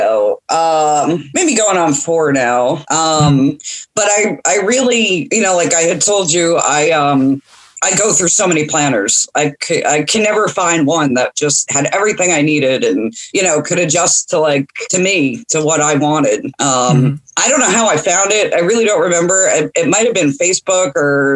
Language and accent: English; New Jersey, United States; moved away as an adult; now in Arkansas, United States; I grew up in New Jersey